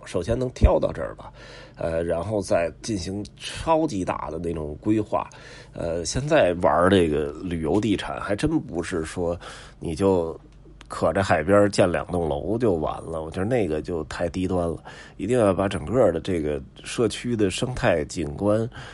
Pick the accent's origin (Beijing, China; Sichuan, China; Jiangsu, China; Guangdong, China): Beijing, China; 北京人从小在这儿长大，也没发愁过房子问题